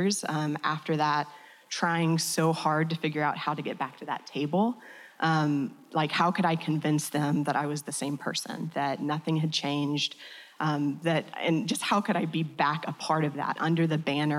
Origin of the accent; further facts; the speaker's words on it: Georgia, United States; When I was growing up in Georgia